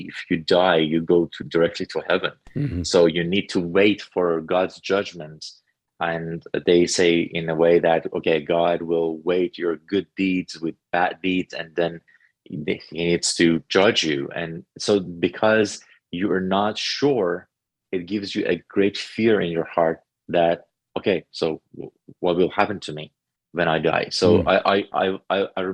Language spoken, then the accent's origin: English; Tehran, Tehran Province, Iran; now in North Carolina, United States; I was growing up in a Muslim family in Tehran, Iran